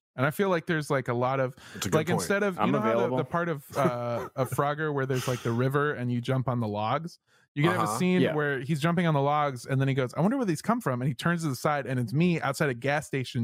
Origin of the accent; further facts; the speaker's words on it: Memphis, Tennessee, United States; I'm from Memphis, Tennessee, motherfucker county.